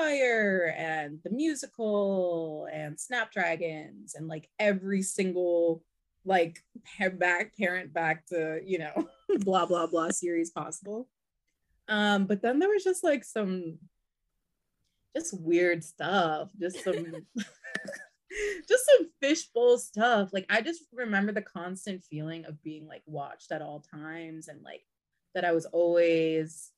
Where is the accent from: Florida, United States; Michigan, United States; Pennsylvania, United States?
Pennsylvania, United States; I'm from Pennsylvania